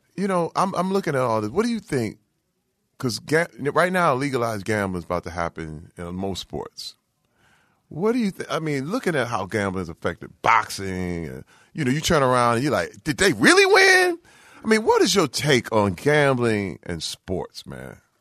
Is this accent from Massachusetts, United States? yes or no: no; Flint, Michigan, United States; I'm from Flint, Michigan